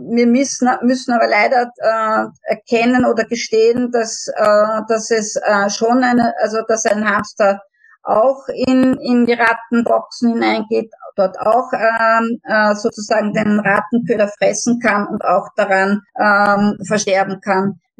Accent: Vienna, Austria; bei uns in Wien

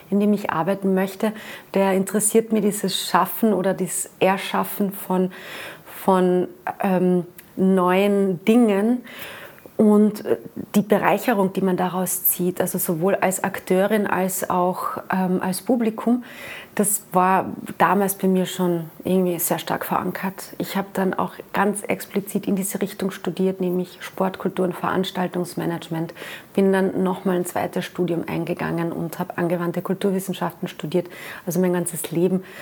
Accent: Carinthia, Austria; Also als Kärntner Slowenin war ich da schon als Kind in den verschiedensten Kindertheatergruppen, im Chor

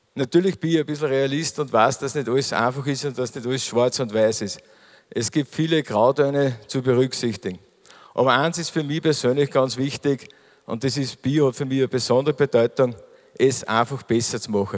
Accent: Mühlviertel, Upper Austria, Austria; bei uns im Mühlviertel

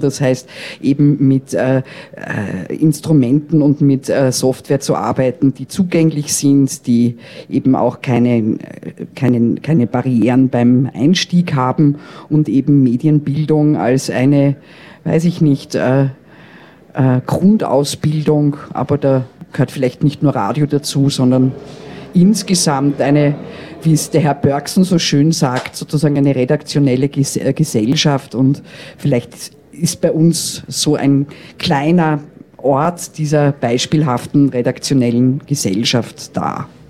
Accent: Vienna, Austria; ich bin ja Wienerin

